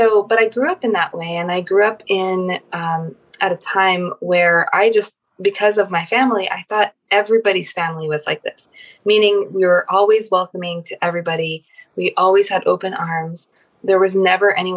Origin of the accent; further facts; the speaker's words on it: Philippines; I grew up in the Philippines